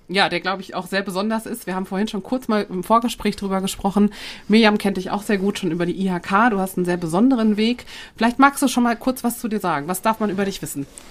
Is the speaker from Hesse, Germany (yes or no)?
no; Ruhr area, North Rhine-Westphalia, Germany; Ich äh, aus der Ecke Ruhrgebiet, Rheinland